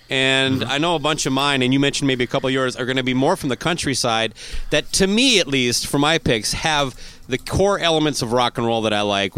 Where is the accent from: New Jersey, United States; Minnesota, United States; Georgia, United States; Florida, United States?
Minnesota, United States; Owatonna; Owatonna, Minnesota, my hometown.